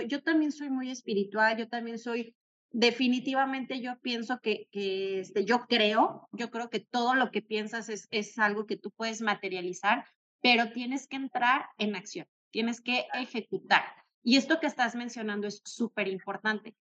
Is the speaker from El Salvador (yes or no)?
no; Mexico; como buenos mexicanos que somos